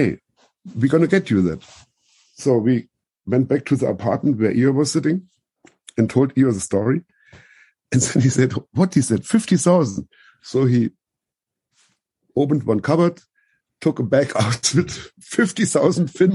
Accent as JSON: {"language": "English", "country": "Germany", "said": "I'm coming from Germany"}